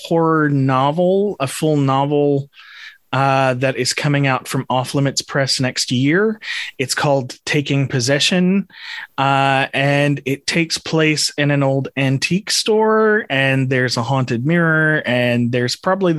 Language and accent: English; Texas, United States; I am a Texan.